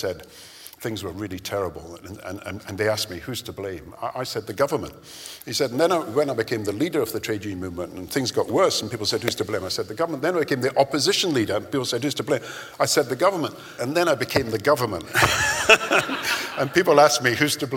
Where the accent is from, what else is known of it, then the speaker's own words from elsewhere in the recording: Kirkcaldy, Scotland, United Kingdom; I grew up in Kirkcaldy, which was a mining town and a textiles town